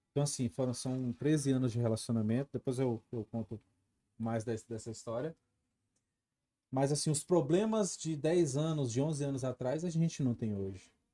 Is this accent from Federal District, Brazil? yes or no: yes; Brasília, Federal District, Brazil; sou nascido e criado aqui em Brasília, sou nascido e criado no Recanto, Recanto das Emas.